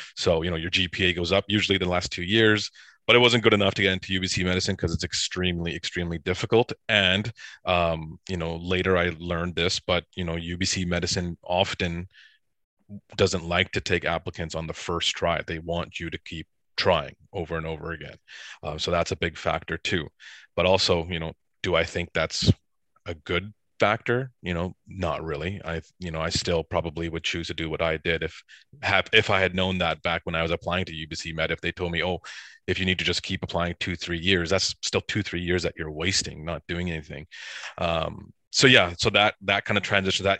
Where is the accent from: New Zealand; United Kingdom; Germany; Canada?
Canada; Surrey, British Columbia; also born or lived in Edison, New Jersey; I grew up in Surrey, B C